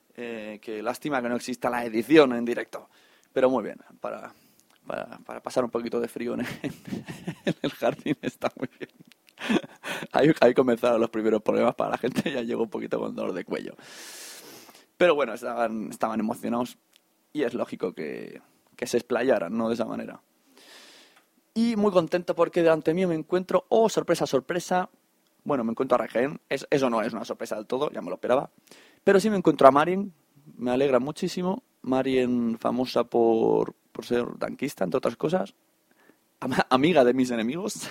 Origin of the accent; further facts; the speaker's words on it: Catalonia, Spain; como buenos catalanes